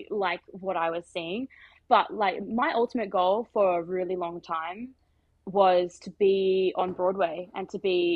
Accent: Central Coast, New South Wales, Australia; I grew up on the Central Coast.

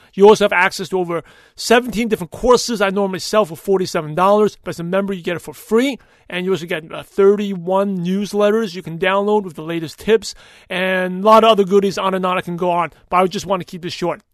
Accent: New York, United States; growing up in New York

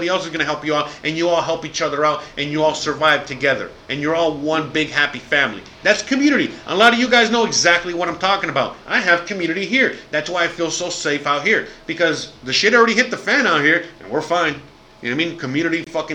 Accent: Miami, Florida, United States; moved away as an adult; I'm American, born and raised, dirty, dirty South

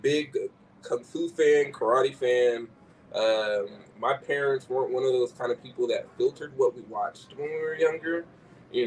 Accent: Sacramento, California, United States; growing up in Sacramento

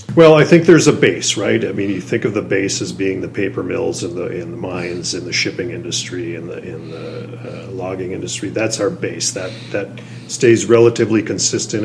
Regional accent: Duluth, Minnesota, United States; Duluth is, is my home. born and raised in Duluth

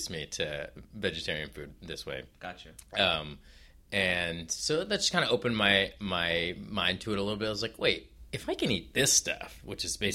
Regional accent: Oakland, California, United States; In, in California, in Oakland.

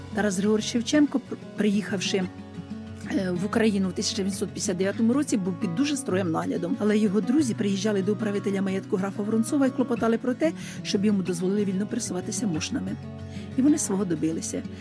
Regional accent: Chyhyryn area, Cherkasy Oblast, Ukraine; now in Moshny, Ukraine; я взагалі із Чигиринської сторони.

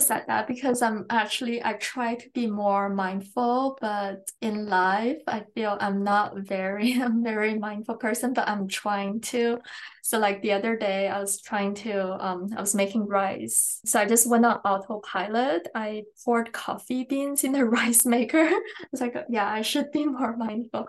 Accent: China; also born or lived in England; now in Canada; First, I was born in China. I went to boarding school in England and I came to Canada for university and now I'm still in Canada

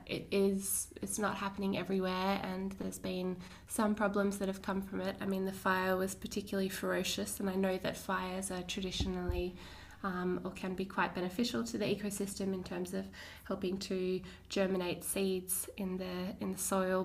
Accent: Lord Howe Island, New South Wales, Australia; between about the ages of 11 and 13, I grew up on Lord Howe Island

